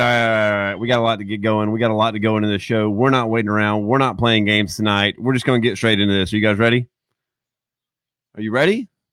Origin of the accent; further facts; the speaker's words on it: South Alabama, United States; I'm a redneck from South Alabama.